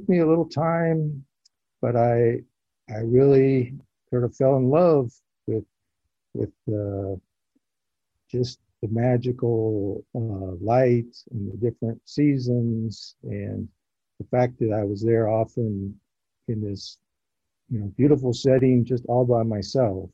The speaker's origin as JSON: {"language": "English", "region": "Southern California", "country": "United States", "tie": "born or raised there", "said": "I grew up in Southern California"}